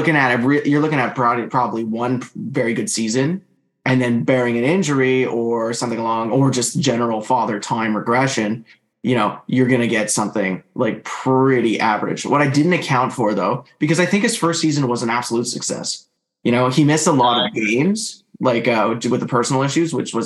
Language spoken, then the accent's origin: English; Canada; obviously I'm Canadian